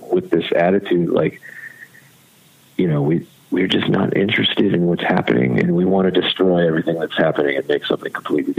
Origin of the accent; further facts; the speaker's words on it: Virginia Beach, Virginia, United States; growing up in Virginia Beach